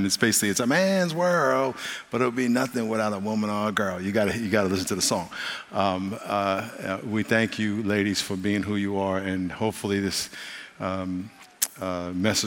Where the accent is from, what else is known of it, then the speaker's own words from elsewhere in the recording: New York, United States; moved away as an adult; I'm from New York, and I lived there till I was 22 years old and came out here after college.